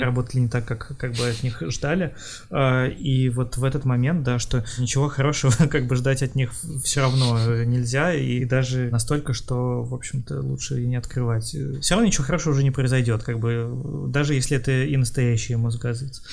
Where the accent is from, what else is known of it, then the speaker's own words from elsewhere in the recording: Kharkiv, Kharkiv Oblast, Ukraine; я из Харькова